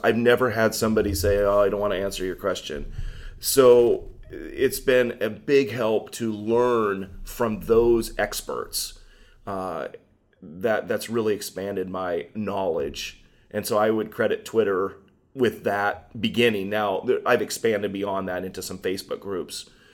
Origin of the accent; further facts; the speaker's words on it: Laurel, Washington, United States; growing up in Laurel, uh, kind of there on, uh, in the middle of, of Linden, Bellingham, Ferndale, and Everson